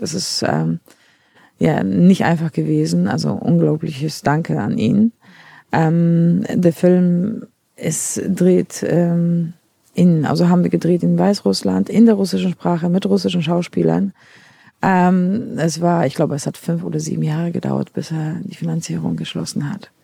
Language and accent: German; Poland; accent: Polish; German is a second language; now in Berlin, Germany; ich komme ja ursprünglich aus Polen